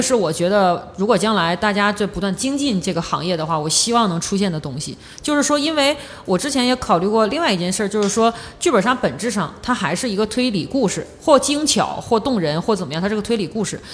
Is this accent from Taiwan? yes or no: no; northeastern China, China; accent: Northeastern; 用我们东北话讲